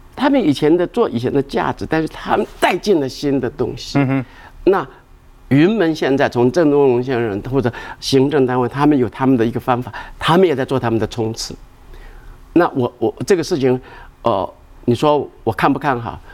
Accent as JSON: {"language": "Chinese", "town": "Xingang", "region": "Chiayi County", "country": "Taiwan", "tie": "born or raised there", "said": "我的故乡新港，我们的老家"}